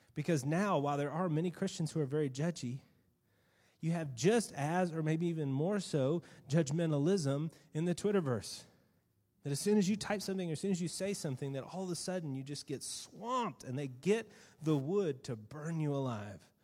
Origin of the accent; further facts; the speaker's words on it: United States; being an American